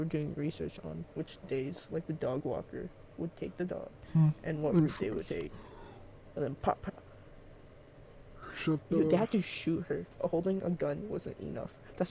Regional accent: Philippines; I come from the Philippines.

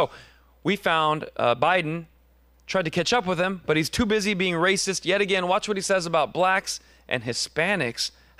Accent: Scranton, Pennsylvania, United States; I'm from Scranton, Pennsylvania, not a joke.

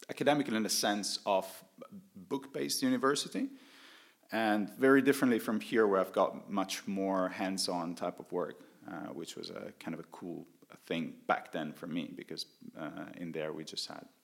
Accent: Italy; now in Estonia; as the name sounds, I come from Italy. Uh, I was one of the first uh, Italians, I think, exploring Estonia back in the days uh, in 2006, coming here to, to Estonia.

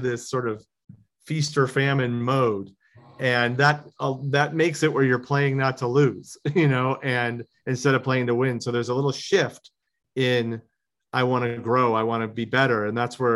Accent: Chicago, Illinois, United States; now in Los Angeles, United States; I grew up in Chicago

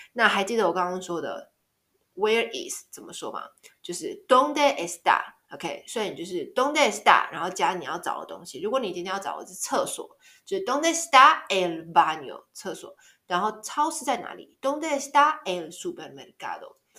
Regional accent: Taiwan; 我是台湾人

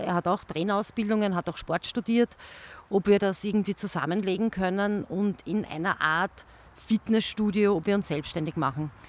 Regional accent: Langenzersdorf, Lower Austria, Austria; ich bin eine gebürtige Langenzersdorferin

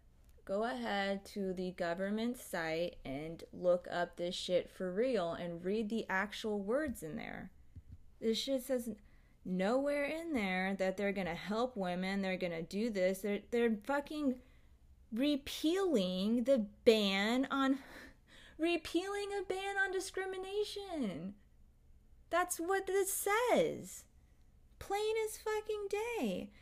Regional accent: United Kingdom; I am a British person living... okay, no worries. Living in London

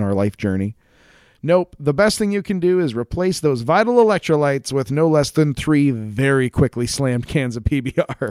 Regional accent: United States; we're American

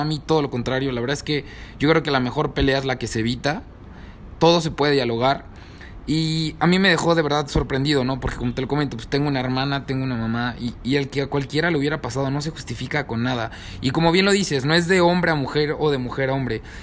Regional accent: Mexico; como jóvenes, como mexicanos

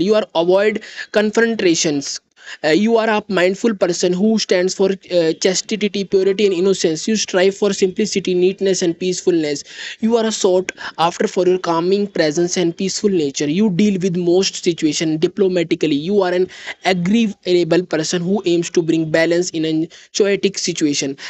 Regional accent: India; I am from India.

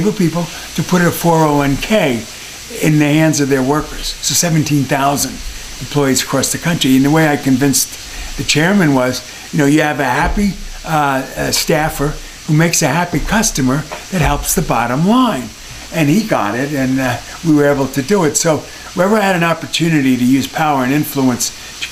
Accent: Englewood, New Jersey, United States; moved away as an adult; I'm from Englewood, New Jersey. I'm a Jersey boy.

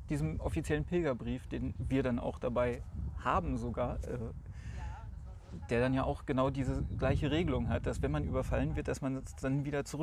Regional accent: Polle, Lower Saxony, Germany; Zum Beispiel in meinem Heimatort Polle, die Eversteiner ähm, sind an sich, wenn man die Geschichtsbücher anguckt, ganz normale Adlige, denen ungefähr der Landkreis Holzminden gehörte.

